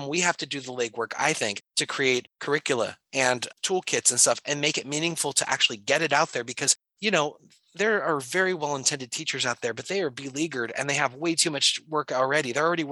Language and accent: English; San Francisco, California, United States; now in Washington, United States; I grew up in San Francisco, which is quote unquote a union town